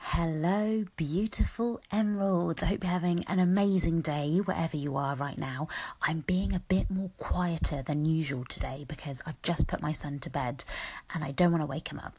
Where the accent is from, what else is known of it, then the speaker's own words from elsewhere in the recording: United Kingdom; I was born here in the UK, but that's my heritage, isn't it? Is um, Mauritian. So I'm a British Mauritian.